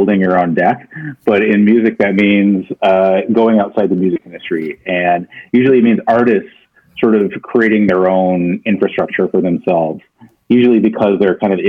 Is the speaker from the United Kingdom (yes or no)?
no; Toronto, Ontario, Canada; I grew up in Scarborough.